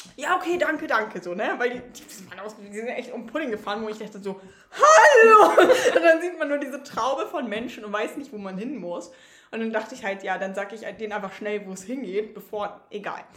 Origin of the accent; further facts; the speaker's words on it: Northern Germany, Germany; für mich als Norddeutsche